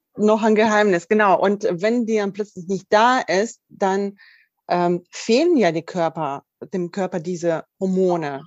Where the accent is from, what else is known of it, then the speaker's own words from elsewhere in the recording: Russia; now in Germany; ich komme ja auch ursprünglich aus Russland